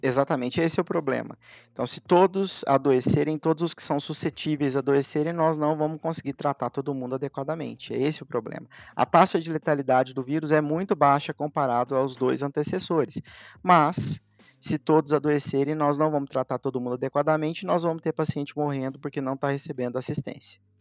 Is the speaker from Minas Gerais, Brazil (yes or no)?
yes; Elói Mendes, Minas Gerais, Brazil; moved away as an adult; also born or lived in Uberaba; eu sou mineiro, nasci numa cidadezinha lá do sul de Minas, chamada Eloy Mendes, onde a maior parte da minha família ainda vive